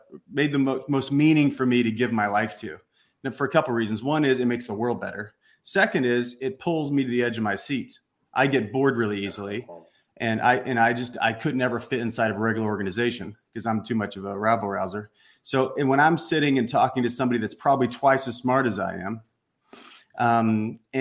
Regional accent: Southern Illinois, United States; moved away; I came from the Midwest, came from a small town, middle of nowhere, Southern Illinois, great parents, school teachers, the whole thing

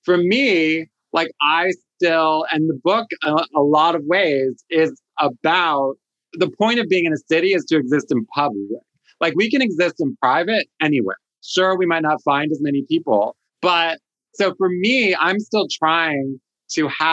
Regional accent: Washington, District of Columbia, United States; moved away; also born or lived in San Francisco; a closeted kid growing up in Washington, D.C.

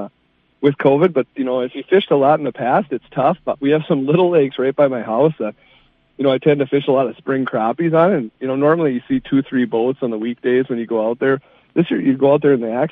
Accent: Two Harbors, Minnesota, United States; I grew up on the North Shore of Lake Superior in Two Harbors

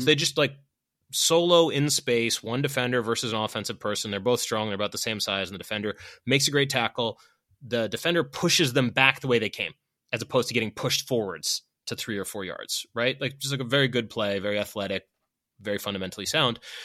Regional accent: Boston, Massachusetts, United States; I'm from Boston

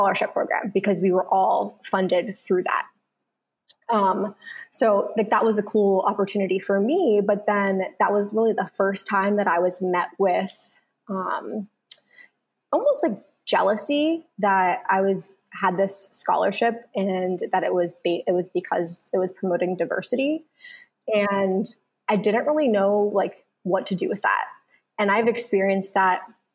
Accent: Central Pennsylvania, United States; I grew up in Central Pennsylvania

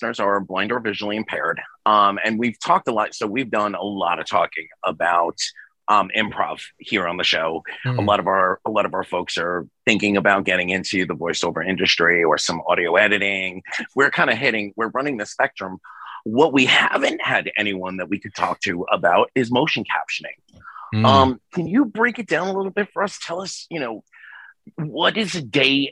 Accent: New York City, New York, United States; I grew up in Staten Island, New York

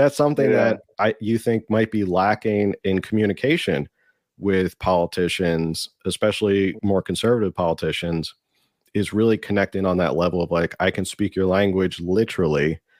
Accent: New Jersey, United States; now in Pacific Beach, San Diego, United States; Originally I'm from New Jersey, but right now I'm in PB right now.

